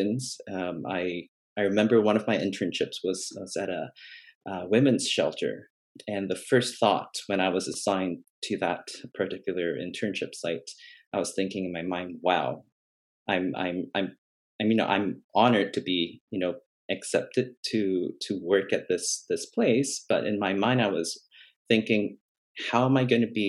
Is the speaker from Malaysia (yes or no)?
yes; Malaysia; moved away; I grew up in Malaysia, in an Asian kind of a culture